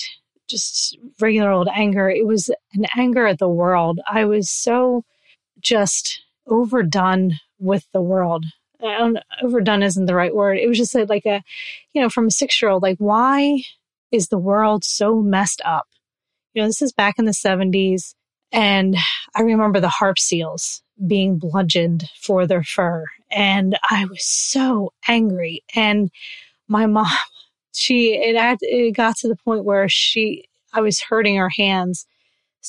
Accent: New Jersey, United States; I grew up in New Jersey, still live here

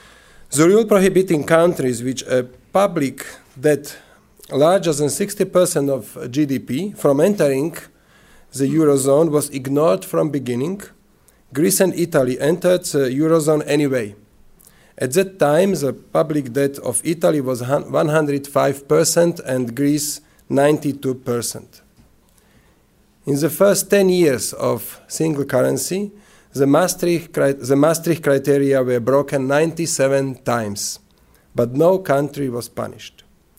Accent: Slovakia; English is a second language; So I am coming from Slovakia, is the east part of former Czechoslovakia.

